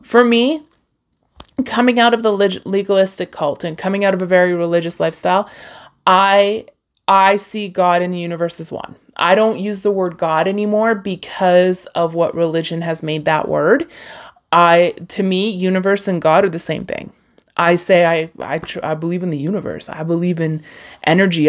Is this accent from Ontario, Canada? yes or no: no; Hinton, Alberta, Canada; I was born near Jasper, Alberta, like in the heart of the Rockies, Hinton, Alberta